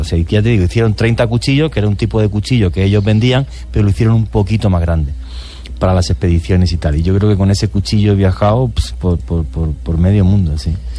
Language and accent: Spanish; Spain; trabajé para una cadena muy importante en mi país, que es Antena 3